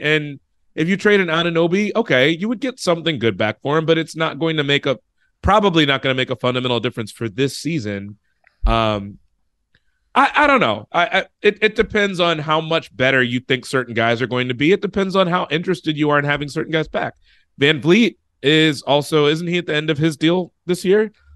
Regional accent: United States; I was from the States

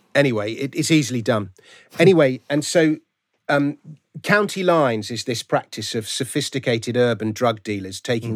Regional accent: London, United Kingdom; I grew up in Fulham, so ah, okay. my local team is Fulham

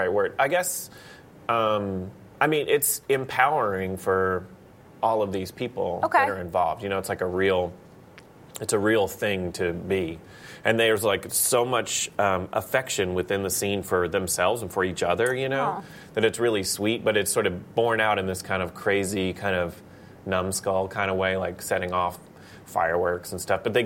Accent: Palestine, Texas, United States; I grew up in Palestine, Texas

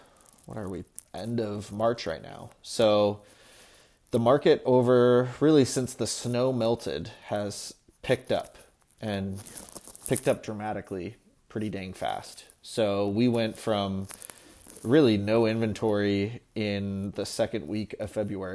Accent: Seattle, Washington, United States; I was also born and raised here

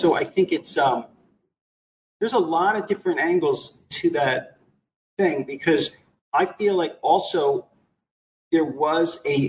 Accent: New York tri-state area, United States; growing up in the New York tri-state area.

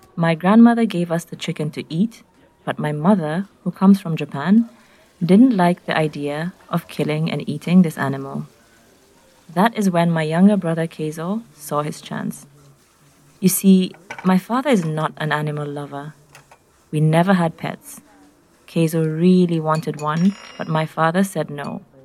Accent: Nairobi, Kenya; I'm from Nairobi in Kenya

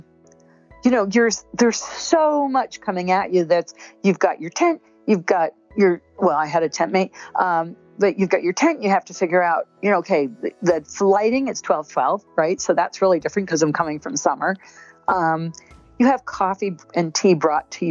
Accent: United States; as an American

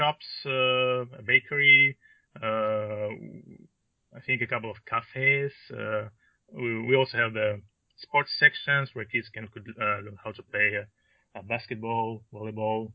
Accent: Russia; English is a second language; moved away as an adult; also born or lived in Ukraine / Belgorod, Russia; now in Canada; my parents moved to Russia, and basically I grew up in a very tiny little town.

